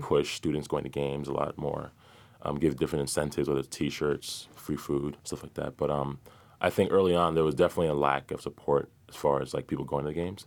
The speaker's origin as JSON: {"language": "English", "town": "Brockton", "region": "Massachusetts", "country": "United States", "tie": "born or raised there", "moved": "as an adult", "said": "Grew up in Brockton, Massachusetts, which is a very blue collar, you know, city"}